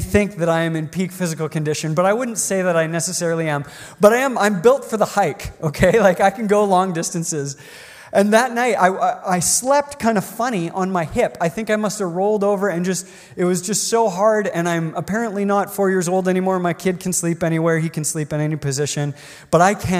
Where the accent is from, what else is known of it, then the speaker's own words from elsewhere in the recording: North Battleford, Saskatchewan, Canada; moved away as an adult; also born or lived in Turkey; I'm a Saskatchewan boy, I grew up in North Battleford